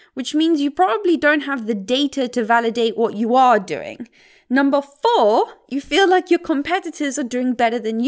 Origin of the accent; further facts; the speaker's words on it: South Africa; the mountains where I grew up in South Africa